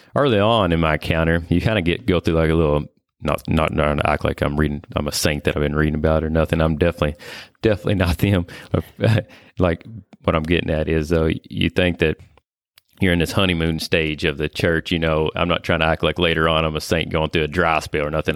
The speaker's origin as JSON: {"language": "English", "town": "Whitesville", "region": "Kentucky", "country": "United States", "tie": "born or raised there", "said": "born and raised in Whitesville, Kentucky here"}